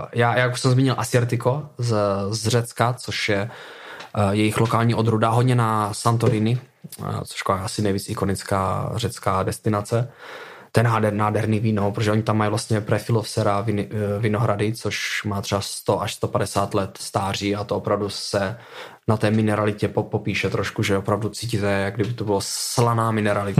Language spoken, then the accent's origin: Czech; Moravia, Czechia; now in London, United Kingdom; samozřejmě pocházím z Moravy, máme tady nějakou tradici celkem, celkem velkou. Já už jsem od 15 let chodil v kroju u nás na vesnici